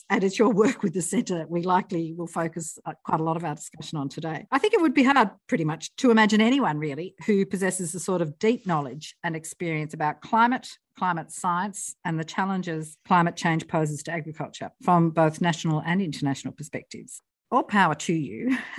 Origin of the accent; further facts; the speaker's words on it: New South Wales, Australia; founder of Foodswell, sustainability advocate and a farmer's daughter from New South Wales.